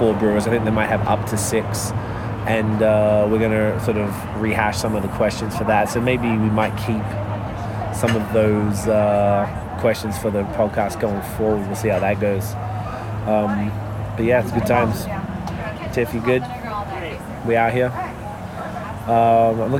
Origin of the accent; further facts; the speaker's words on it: Victoria, Australia; I am from Victoria.